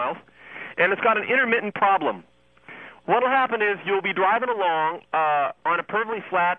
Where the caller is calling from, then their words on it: Millwood, Virginia, United States; I'm calling from Millwood, Virginia.